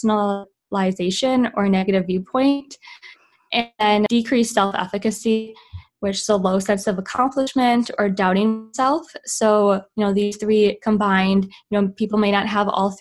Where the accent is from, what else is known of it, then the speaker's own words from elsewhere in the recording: Midwest, United States; moved away as an adult; also born or lived in Utah; now in California, United States; I am originally from the Midwest, came out to USC in California, and spent 9 years training here